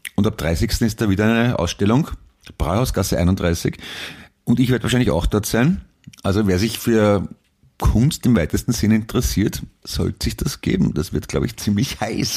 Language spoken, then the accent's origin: German; Vienna, Austria; ich bin ein Wiener